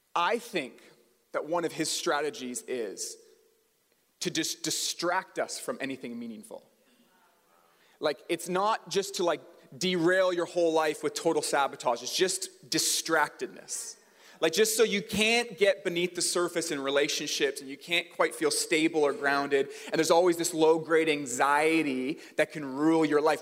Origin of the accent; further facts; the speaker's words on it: Port Coquitlam, British Columbia, Canada; also born or lived in Port Moody; I grew up in the Tri Cities. I grew up in Port Coquitlam and Port Moody